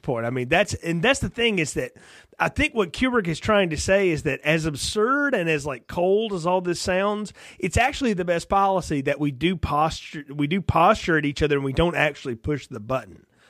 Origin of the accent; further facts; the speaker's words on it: near Huntsville, Alabama, United States; I'm from Alabama, not far from Huntsville, where a lot of that happened